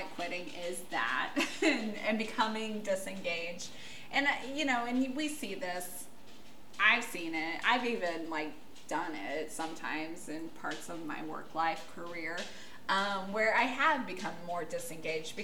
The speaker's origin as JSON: {"language": "English", "country": "United States", "said": "I'm American"}